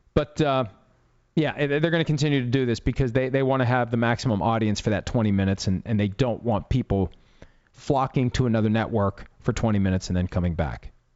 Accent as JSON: {"language": "English", "town": "Wheeling", "region": "West Virginia", "country": "United States", "tie": "born or raised there", "moved": "yes", "said": "my hometown of Wheeling, West Virginia"}